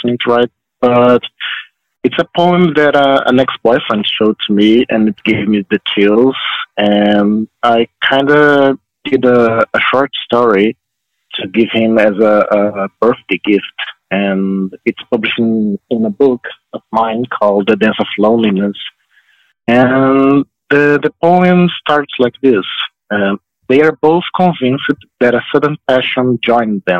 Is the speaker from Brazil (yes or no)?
yes; Brazil; I'm here from Brazil